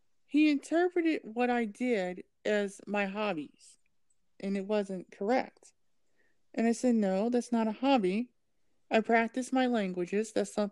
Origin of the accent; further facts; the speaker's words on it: Ohio, United States; accent: Californian; also born or lived in California; And I'm from Ohio, but I don't speak like I'm from Ohio. I speak like I'm from California. So, because I've actually lived in California.